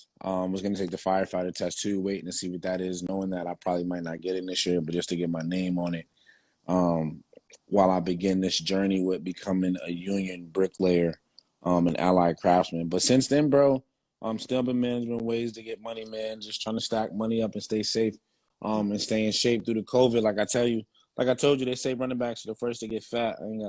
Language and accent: English; New Jersey, United States; I'm from Jersey.